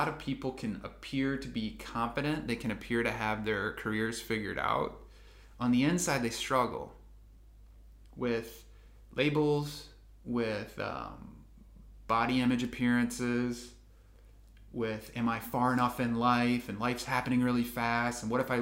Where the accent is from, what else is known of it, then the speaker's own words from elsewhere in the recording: Midwest, United States; moved away as an adult; also born or lived in California; we grew up in the Midwest